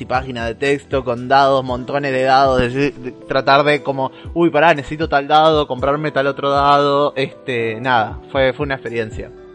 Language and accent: Spanish; Santa Fe, Argentina; moved away; soy de un pueblo muy chiquitito en la provincia de Santa Fe